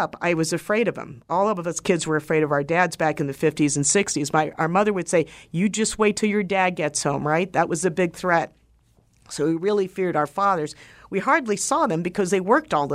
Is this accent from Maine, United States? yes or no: no; Washington, District of Columbia, United States; also born or lived in San Francisco; now in Arizona, United States; I grew up in Washington, D.C. in the mid-1960s during the Civil Rights Movement